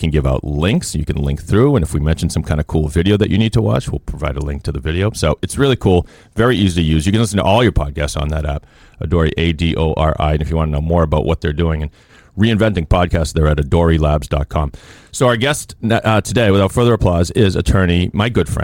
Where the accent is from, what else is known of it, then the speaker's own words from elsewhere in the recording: Boston, Massachusetts, United States; That's where I was born